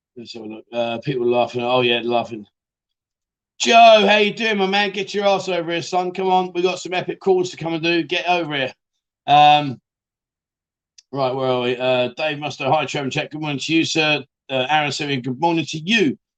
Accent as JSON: {"language": "English", "town": "Barnsley", "region": "Yorkshire and the Humber", "country": "United Kingdom", "moved": "yes", "lives_now": "Pattaya, Thailand", "said": "Barnsley, lad, I'm from Barnsley"}